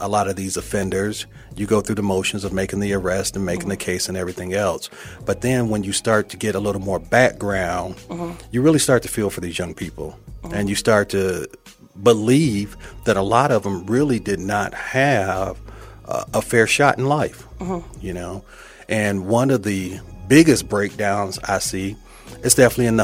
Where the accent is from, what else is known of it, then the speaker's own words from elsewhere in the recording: Toledo, Ohio, United States; moved away as an adult; also born or lived in Fulton County; I was born and raised in Toledo, Ohio.